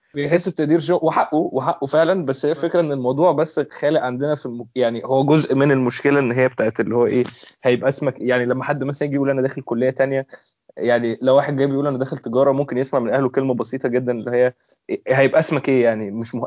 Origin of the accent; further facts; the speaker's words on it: Egypt; عندنا في مصر